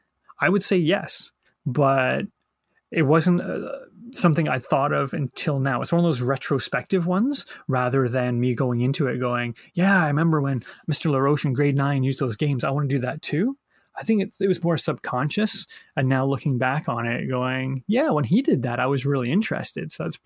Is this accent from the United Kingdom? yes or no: yes; England, United Kingdom; born there; But I don't know if that comes from coming from a British family. I was born in England and my dad was a fan.